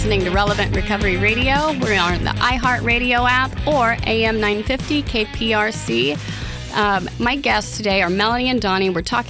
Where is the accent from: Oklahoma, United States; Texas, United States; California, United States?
Oklahoma, United States; now in Houston, United States; Growing up in Oklahoma